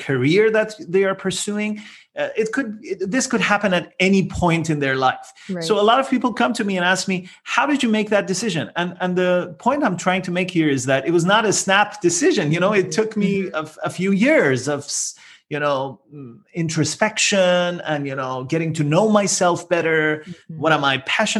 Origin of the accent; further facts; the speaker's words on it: Iran; moved away as an adult; also born or lived in Netherlands; now in Toronto, Canada; I'm originally from Iran, but then my wife and I moved to the Netherlands and eventually we landed in Toronto, Canada.